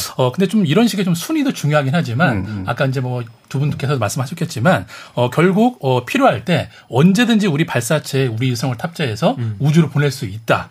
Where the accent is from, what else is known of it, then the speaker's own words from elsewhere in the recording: South Korea; 제가 이제 한국에서 왔다라는 거를